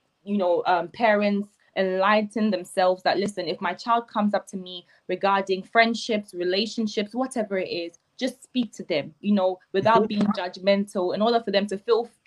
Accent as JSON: {"language": "English", "country": "Ghana", "tie": "born or raised there", "moved": "yes", "said": "growing up in Ghana"}